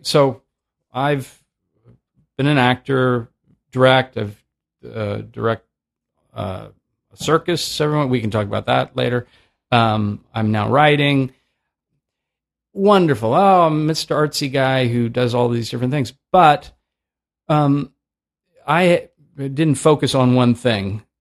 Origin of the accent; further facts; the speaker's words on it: Oakland, California, United States; also born or lived in San Francisco; I grew up in Oakland